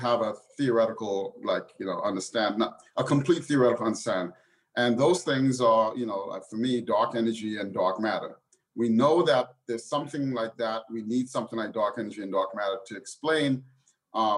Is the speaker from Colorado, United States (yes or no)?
no; New York City, New York, United States; I grew up in the inner city, and I grew up, you know, out in New York City's great public school system